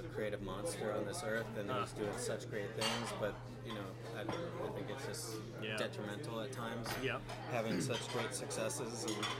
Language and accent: English; Missoula, Montana, United States; I was born in Missoula, Montana.